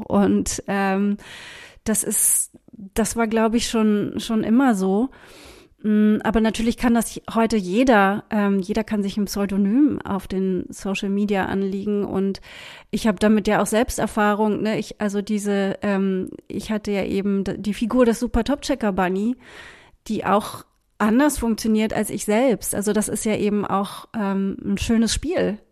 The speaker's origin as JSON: {"language": "German", "region": "Berlin", "country": "Germany", "tie": "born or raised there", "said": "Ich bin ja in West-Berlin aufgewachsen"}